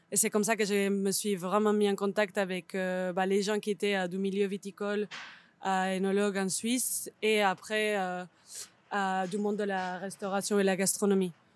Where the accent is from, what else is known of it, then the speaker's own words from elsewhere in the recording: Barcelona, Catalonia, Spain; French is a second language; moved away as an adult; also born or lived in Switzerland; now in Lausanne, Switzerland; je viens de Barcelone, je pense qu'on peut l'entendre